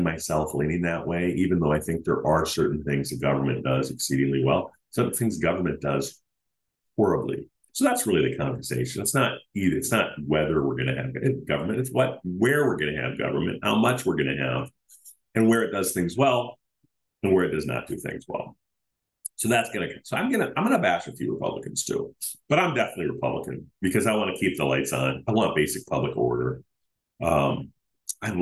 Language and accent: English; United States; I'm an American man